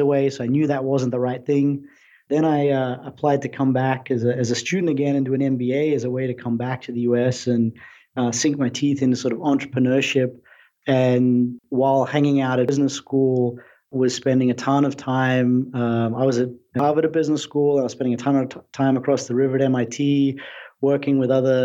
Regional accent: Brisbane, Queensland, Australia; moved away as an adult; now in United States; I'm an Aussie. I grew up in Australia, in Brisbane.

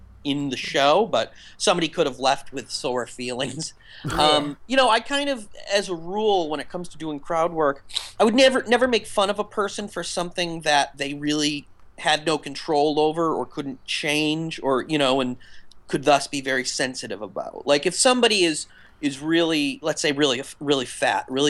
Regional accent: Western Massachusetts, United States; I grew up in Western Massachusetts

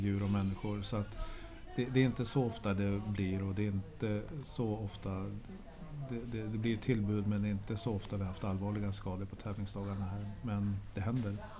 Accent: Norrland, Sweden; now in Stockholm, Sweden; Själv som norrlänning

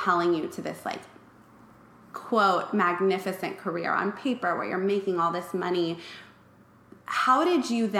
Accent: Malibu, California, United States; I grew up in Malibu

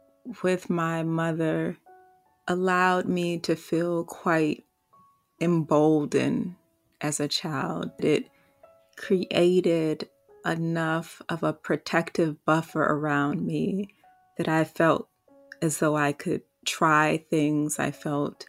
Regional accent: Washington, District of Columbia, United States; I was also born a Black woman in the nation's capital

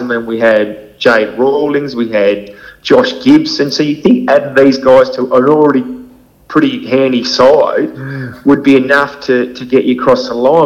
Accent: Hobart, Tasmania, Australia; born and bred East, Eastern Shore boy

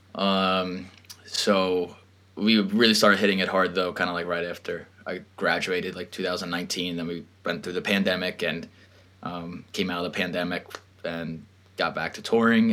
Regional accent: Long Island, New York, United States; born and raised in Long Island, New York

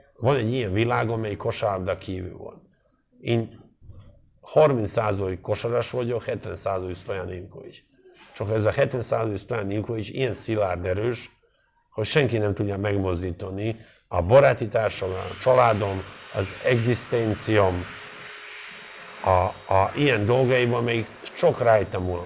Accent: Montenegro; also born or lived in Dubrovnik, Croatia; now in Hungary; én Montenegro-i gyerek vagyok, azért ez tudjuk már meg, hogy azért ez nem egy csúnya ország, Dubra nyugodt születtem

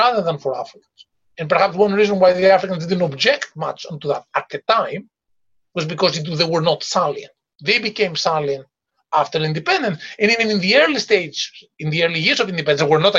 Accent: Greece; I come from Greece

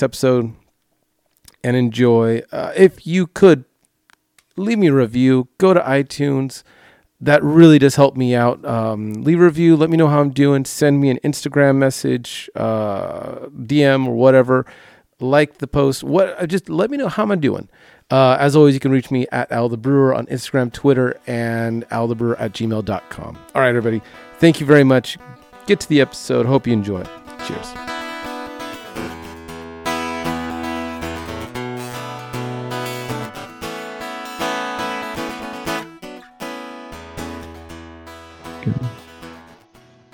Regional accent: Long Beach, California, United States; I grew up in the Long Beach area

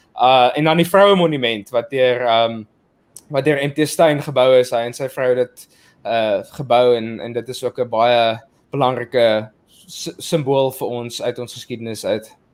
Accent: South Africa; ons is al twee uh nuutgebore of, of vrygebore Suid-Afrikaners en ons het uh in hierdie nuwe demokrasie is ons gebore

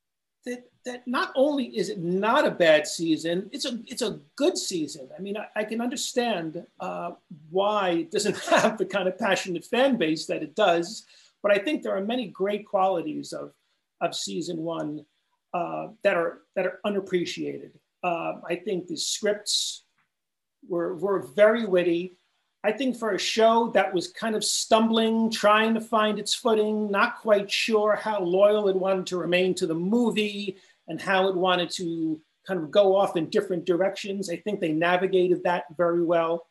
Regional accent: Long Island, New York, United States; I grew up out in Long Island

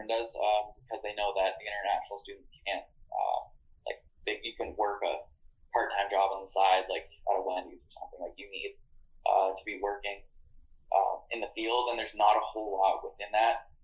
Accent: Canada; moved away as an adult; now in United States; as a Canadian student

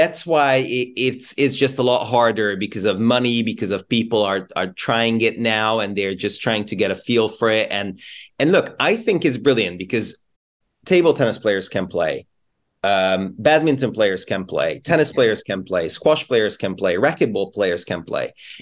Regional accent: Budapest, Hungary; now in United Kingdom; I'm from Hungary, I'm from Budapest originally

